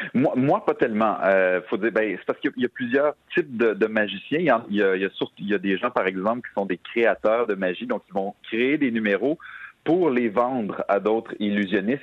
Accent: Quebec City, Quebec, Canada; dans ma ville natale

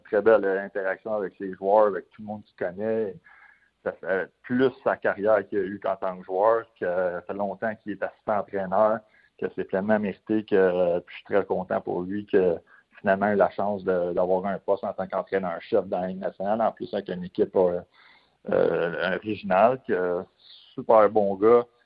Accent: Quebec, Canada; en tant que Québécois

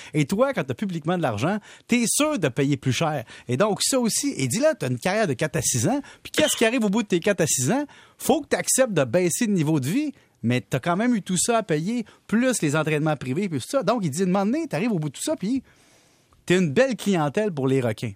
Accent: Salaberry-de-Valleyfield, Quebec, Canada; on vient de Valleyfield

